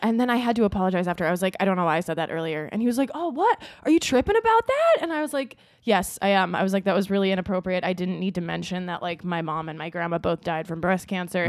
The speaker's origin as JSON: {"language": "English", "region": "Minnesota", "country": "United States", "moved": "yes", "said": "I was from Minnesota"}